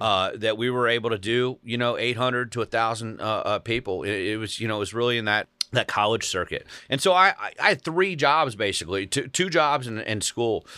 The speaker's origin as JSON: {"language": "English", "town": "Cincinnati", "region": "Ohio", "country": "United States", "tie": "born or raised there", "moved": "yes", "lives_now": "Brentwood, Tennessee, United States", "said": "born and raised in Cincinnati"}